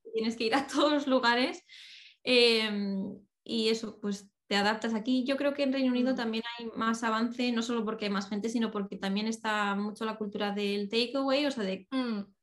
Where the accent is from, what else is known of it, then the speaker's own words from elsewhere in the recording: Spain; moved away as an adult; now in United Kingdom; yo incluso siendo de allí